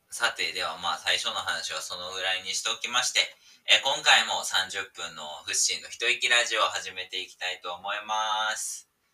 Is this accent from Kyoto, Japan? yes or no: no; Osaka, Japan; 大阪出身なんですけど